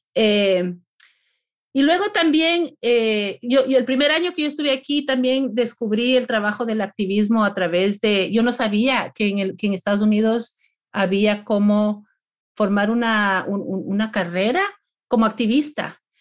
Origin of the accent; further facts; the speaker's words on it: Ecuador; moved away as an adult; now in Florida, United States; nací y me crié en el Ecuador, en las montañas